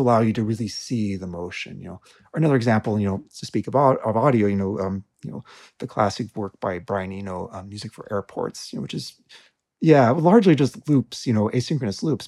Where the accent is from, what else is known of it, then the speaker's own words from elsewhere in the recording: Tucson, Arizona, United States; I grew up in Tucson, Arizona